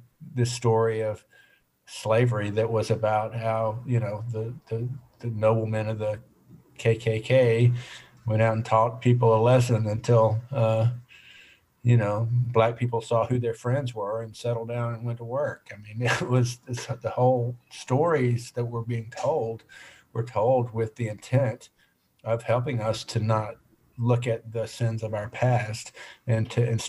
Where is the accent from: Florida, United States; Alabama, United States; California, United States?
Alabama, United States; Birmingham; I was born just outside Birmingham and lived all over North Alabama, but for the most part, consider myself having grown up in Birmingham because that's where I went to high school.